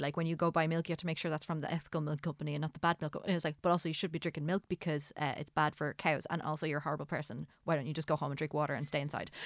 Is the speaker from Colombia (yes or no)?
no; Ireland; I'm Irish